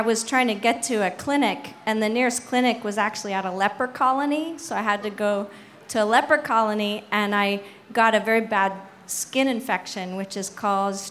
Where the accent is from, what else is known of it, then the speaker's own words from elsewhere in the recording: Canada; now in San Francisco, United States; I'm Canadian, eh?